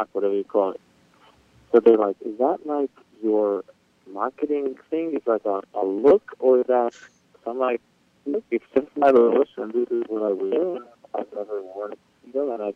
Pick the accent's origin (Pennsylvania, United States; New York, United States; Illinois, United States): New York, United States; New York City; So I was born and raised in Brooklyn, Borough Park